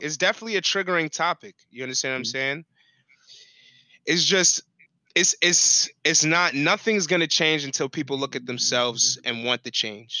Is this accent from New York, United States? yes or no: yes; New York City, New York, United States; growing up on Staten Island, bro, it's a whole different spectrum for that shit.